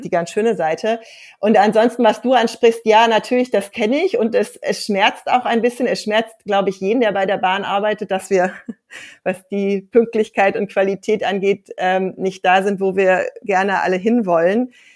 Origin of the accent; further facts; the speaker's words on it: Ruhr area, North Rhine-Westphalia, Germany; Ich bin in so einer ja ganz heilen Mittelstandsfamilie groß geworden im Ruhrgebiet